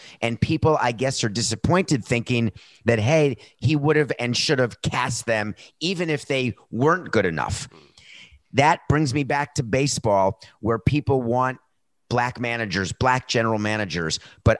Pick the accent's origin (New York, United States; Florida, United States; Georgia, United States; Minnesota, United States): New York, United States; New York City; I grew up in Manhattan.